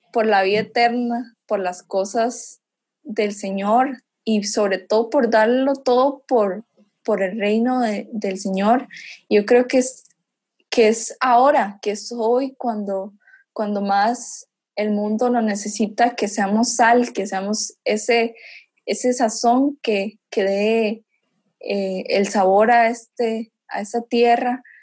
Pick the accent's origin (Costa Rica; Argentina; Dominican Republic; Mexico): Costa Rica; yo cuando vine aquí de Costa Rica